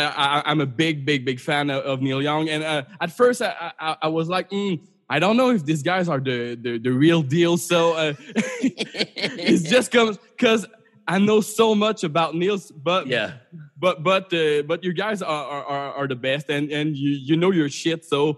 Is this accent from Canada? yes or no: yes; Canada; as a Canadian, I'm not as much relating to being at war